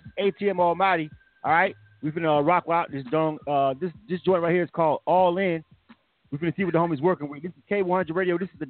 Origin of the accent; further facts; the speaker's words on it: Panama City, Florida, United States; now in Atlanta, United States; But I'm from Florida. I'm born and raised in Florida. Even though I've been living in Atlanta for a long time, I frequent the state more than most people because I'm born and raised in Florida. Most of my family is in Florida.